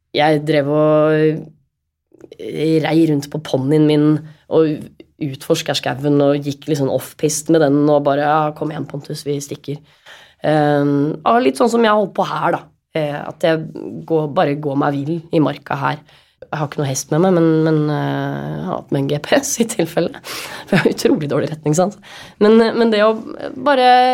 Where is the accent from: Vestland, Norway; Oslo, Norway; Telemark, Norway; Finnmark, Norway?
Oslo, Norway; moved away as an adult; now in Molde, Norway; Og huset der jeg vokste opp, der har vi alltid hatt hester